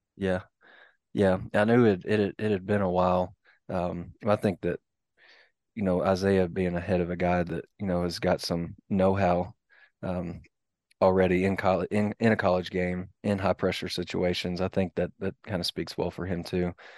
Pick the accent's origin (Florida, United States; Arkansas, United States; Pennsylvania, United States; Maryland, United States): Arkansas, United States; Sparkman; moved away as an adult; now in Fayetteville, United States; I grew up in Sparkman